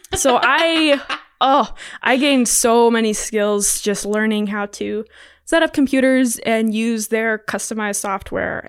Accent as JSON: {"language": "English", "town": "Laurel", "country": "United States", "tie": "born or raised there", "said": "I did preschool at a small church in Laurel and then kindergarten all the way through twelfth, I was Laurel Public Schools."}